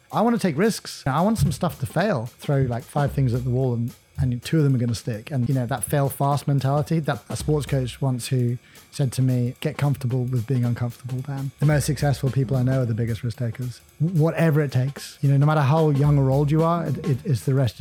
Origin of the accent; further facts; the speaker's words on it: southwest coast of Ireland, Munster, Ireland; I grew up in Ireland on the southwest coast